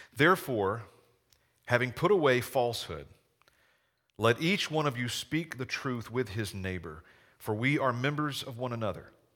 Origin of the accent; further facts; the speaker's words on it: Georgia, United States; accent: Southern; now in Chaska, United States; I grew up in a small town in Georgia. Maybe you picked up on a little Southern accent.